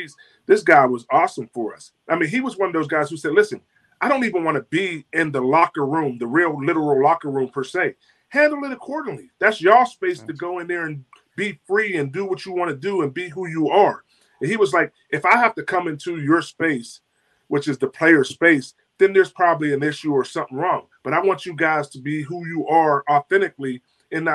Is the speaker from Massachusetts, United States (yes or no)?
no; Pittsburgh, Pennsylvania, United States; growing up in Pittsburgh